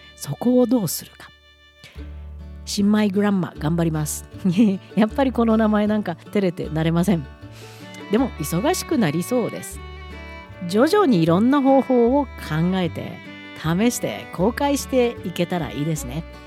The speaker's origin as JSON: {"language": "Japanese", "country": "Japan", "tie": "born or raised there", "moved": "as an adult", "lives_now": "Alberta, Canada", "said": "生まれ育ち長い長い間暮らし子供も育てた母国日本"}